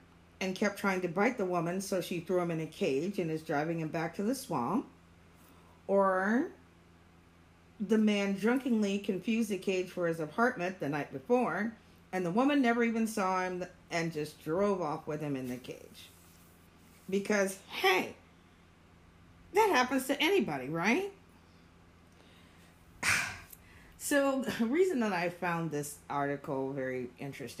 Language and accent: English; Florida, United States; I'm from Florida